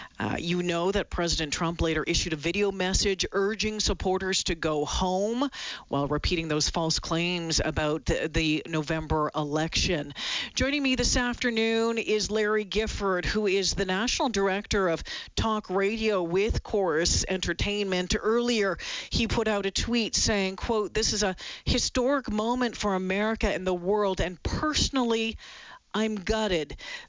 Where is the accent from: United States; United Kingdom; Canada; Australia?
Canada